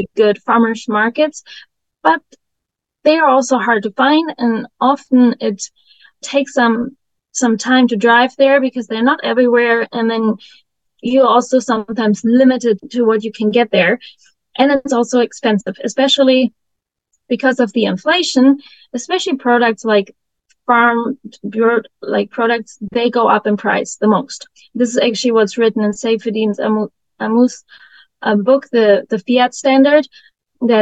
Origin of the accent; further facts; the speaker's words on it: Germany; moved away as an adult; now in United States; I grew up in Germany in a village with 900 inhabitants